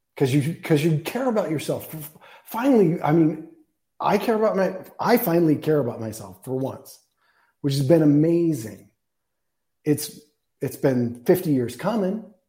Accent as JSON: {"language": "English", "town": "Tucson", "region": "Arizona", "country": "United States", "tie": "born or raised there", "said": "I've lived here my whole life. I was born in Tucson lived a bunch of places, but always come back"}